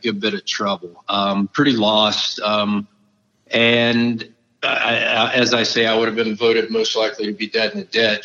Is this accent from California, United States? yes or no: no; South Florida, United States; moved away as an adult; Tom and I grew up down in South Florida